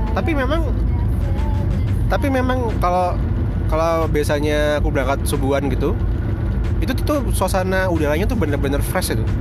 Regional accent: Medan, North Sumatra, Indonesia; nah waktu SD itu lama di Medan sekitar 6, 6 tahun lah 6 tahun terus kalau di Medan kan mudiknya ke Padang

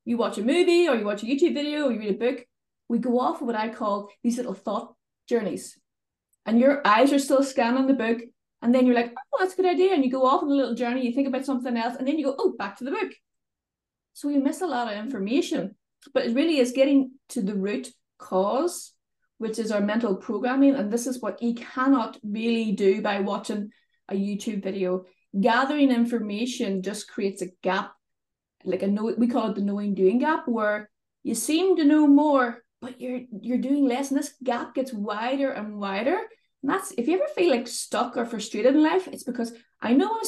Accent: Northern Ireland, United Kingdom; accent: Northern Irish; I live in Northern Ireland, as you may be able to tell from my accent. Sometimes it's mistaken as Scottish, but I'm definitely from the north of Ireland

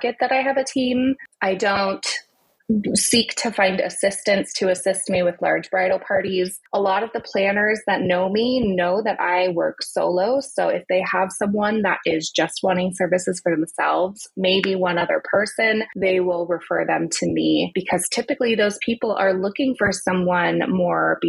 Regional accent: United States; also born or lived in Southern California / North East England / Napa Valley; us Americans

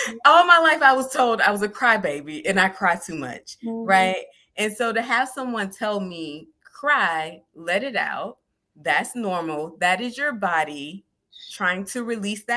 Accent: the South, United States; me growing up in the South

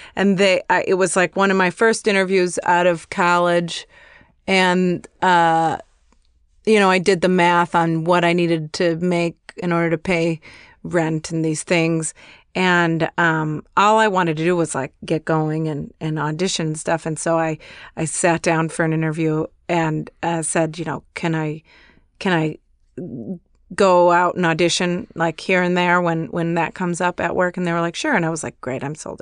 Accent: Chicago, Illinois, United States; moved away; I'm from Chicago and when I was still living there

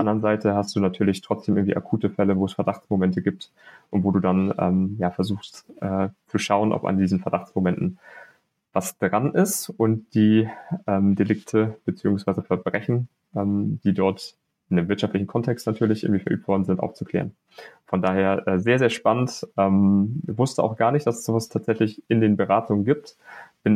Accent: Hamburg, Germany; moved away; also born or lived in Münster; als Hamburger

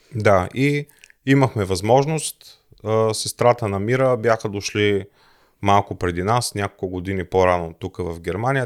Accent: Plovdiv, Plovdiv Province, Bulgaria; moved away as an adult; now in Germany; Аз съм роден в Пловдив, съпругата ми е родена в Смолян

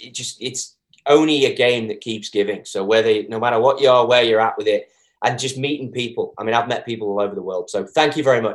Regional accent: England, United Kingdom; As you can tell, I'm English.

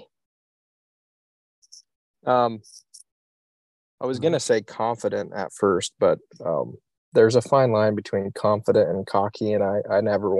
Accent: Iowa, United States; I'm from Iowa, so country music is hard to beat.

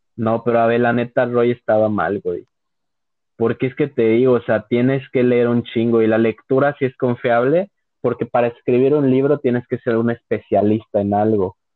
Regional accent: León, Guanajuato, Mexico; soy de León, o sea, León, Guanajuato

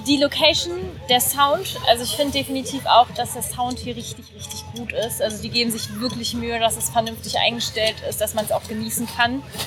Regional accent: Berlin, Germany; wir kommen aus Berlin

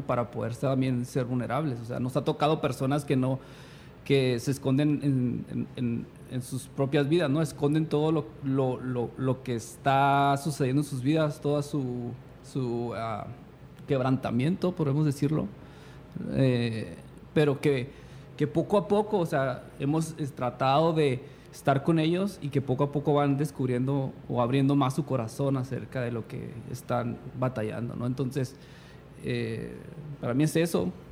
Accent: Chihuahua, Mexico; moved away as an adult; also born or lived in California, United States; Los dos somos de Chihuahua

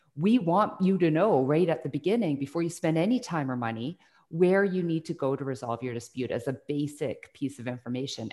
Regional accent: Burnaby, British Columbia, Canada; also born or lived in Salt Spring Island, British Columbia; I grew up in Burnaby for, uh, most of my younger childhood, and then we moved to Salt Spring Island, where my parents had a small hobby farm.

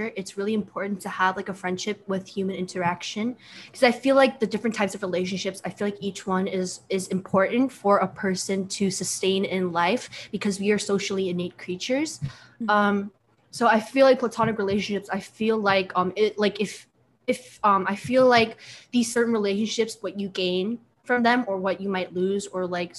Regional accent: Long Island, New York, United States; also born or lived in Queens, New York; I grew up in Long Island, but I ended up moving to Queens in seventh grade

